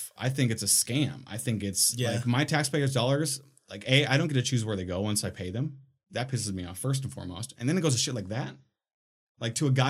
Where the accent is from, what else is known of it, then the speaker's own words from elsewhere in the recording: Minnesota, United States; when I was a kid, I'm from Minnesota, right?